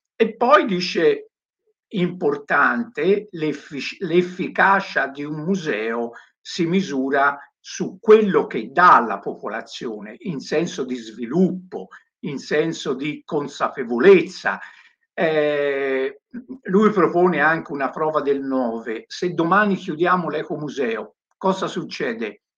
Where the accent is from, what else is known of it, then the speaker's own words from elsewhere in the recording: Tuscany, Italy; io che vengo dalla Toscana